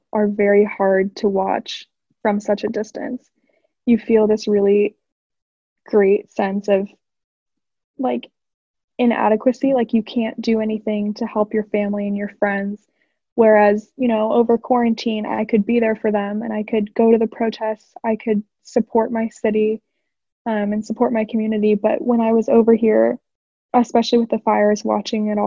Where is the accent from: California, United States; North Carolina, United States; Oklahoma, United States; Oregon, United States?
Oregon, United States; Portland; moved away as an adult; now in Washington, DC, United States; I'm currently living in DC, but I'm from Portland, Oregon